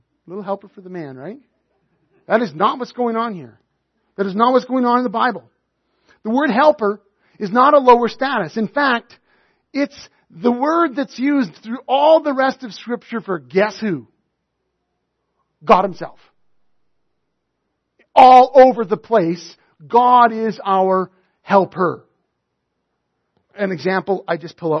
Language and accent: English; Northern Alberta, Canada; I was raised in Northern Alberta